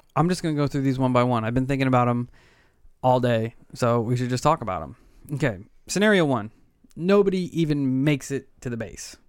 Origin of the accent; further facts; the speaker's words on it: United States; as an American